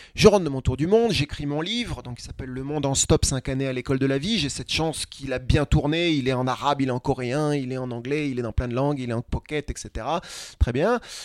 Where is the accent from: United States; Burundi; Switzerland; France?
France; je suis français